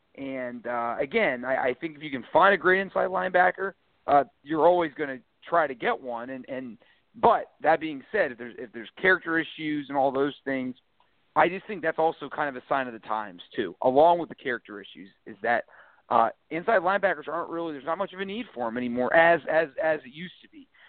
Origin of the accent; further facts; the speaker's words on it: Pickerington, Ohio, United States; my hometown of Pickerington, went to my high school, Pickerington Central